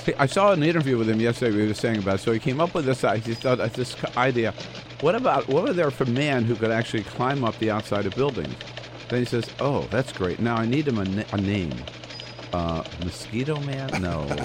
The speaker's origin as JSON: {"language": "English", "region": "Delaware", "country": "United States", "tie": "born or raised there", "also_born_or_lived": "California", "moved": "yes", "lives_now": "Washington, D.C., United States", "said": "California, my state, uh, not my home state, home state of Delaware, but, uh, California adopted me"}